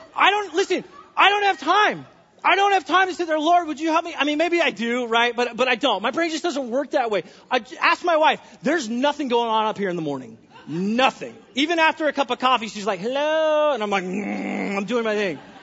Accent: California, United States; now in Washington, United States; I'm from California

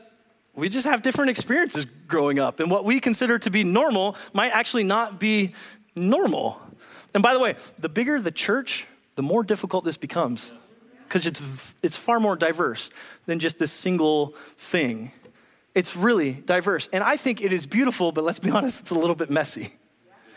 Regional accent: Southern California, United States; moved away as an adult; now in Whatcom County, Washington, United States; I'm originally born and raised in California

